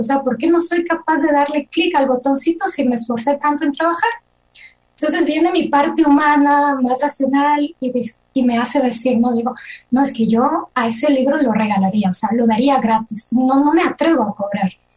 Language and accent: Spanish; Ecuador; moved away as an adult; now in Switzerland; soy ecuatoriana y actualmente residente y nacionalizada en Suiza porque mi esposo es suizo. Eh, mi profesión original es psicología clínica, es lo que estudié allá en Ecuador